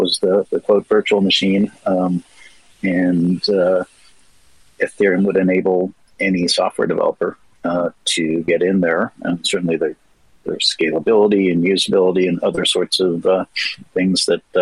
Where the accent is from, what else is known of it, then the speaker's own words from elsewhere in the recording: Toronto, Ontario, Canada; I'm from Toronto